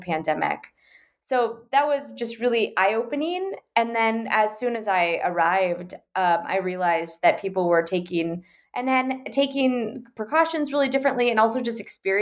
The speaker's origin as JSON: {"language": "English", "town": "Okoboji", "region": "Iowa", "country": "United States", "tie": "born or raised there", "moved": "yes", "lives_now": "Washington, D.C., United States", "said": "my hometown"}